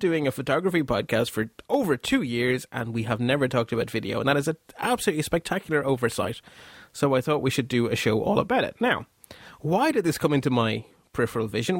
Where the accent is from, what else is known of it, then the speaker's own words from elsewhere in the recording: Belgium; I'm Belgian too